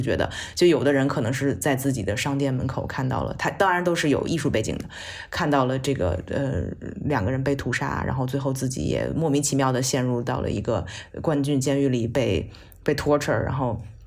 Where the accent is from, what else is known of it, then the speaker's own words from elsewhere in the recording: China; 作为一个中国人